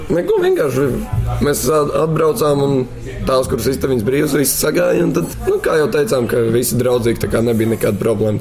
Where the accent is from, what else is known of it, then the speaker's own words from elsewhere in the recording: Riga, Latvia; also born or lived in Warsaw, Poland; Tā kā es piedzimu, esmu Varšavā, bērngārzā gāju Polijā. Vēlāk pārcēlāmies uz Latviju, uz Rīgu. Tad arī sāku iet pirmajā klasē arī šeit